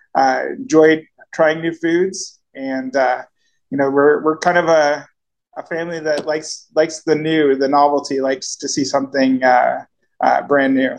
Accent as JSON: {"language": "English", "town": "Cornwall", "region": "Ontario", "country": "Canada", "tie": "born or raised there", "moved": "as an adult", "lives_now": "Nicaragua", "said": "I grew up in Cornwall"}